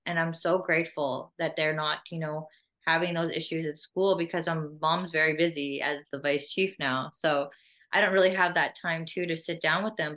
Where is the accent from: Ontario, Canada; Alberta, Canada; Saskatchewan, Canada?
Saskatchewan, Canada; Saskatoon; also born or lived in Whitecap Dakota Nation; I grew up here in in Whitecap and Saskatoon, back and forth from the res to the city